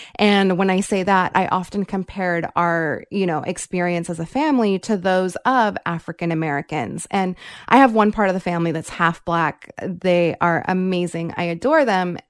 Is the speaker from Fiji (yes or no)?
yes; Fiji; I'm not actually from India. I am from Fiji